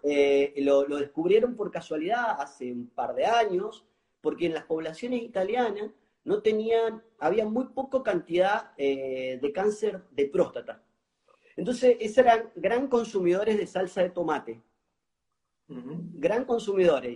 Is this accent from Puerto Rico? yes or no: no; Mendoza, Argentina; now in Argentine Litoral, Argentina; soy, soy, soy de Mendoza y ahora estoy viviendo en el litoral